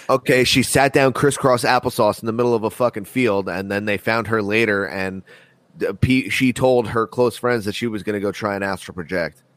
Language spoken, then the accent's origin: English; United States; I'm born American.